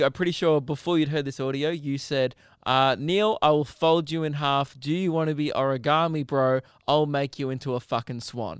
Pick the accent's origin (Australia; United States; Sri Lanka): Australia; We're both Australian.